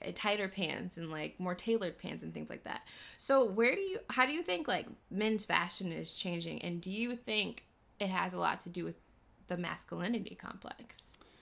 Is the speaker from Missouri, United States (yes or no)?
yes; Missouri, United States; now in Los Angeles, United States; when I go home to Missouri